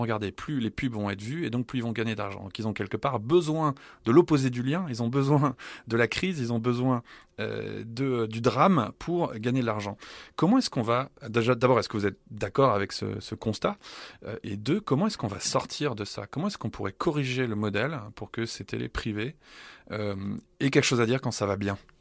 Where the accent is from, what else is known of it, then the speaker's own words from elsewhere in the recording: France; moved away; mon pays d'origine, à la France